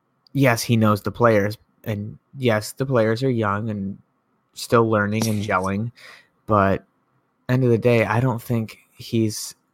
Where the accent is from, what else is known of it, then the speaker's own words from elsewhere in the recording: Grand Haven, Michigan, United States; my hometown, Grand Haven